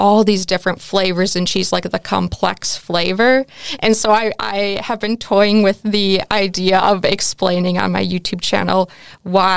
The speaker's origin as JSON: {"language": "English", "country": "United States", "moved": "as an adult", "lives_now": "Netherlands", "said": "as an American"}